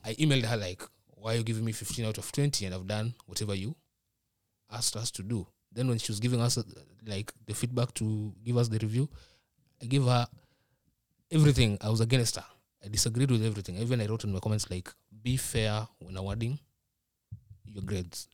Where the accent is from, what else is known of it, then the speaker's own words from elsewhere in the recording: Nairobi, Kenya; moved away as an adult; now in Minnesota, United States; I'm from Nairobi.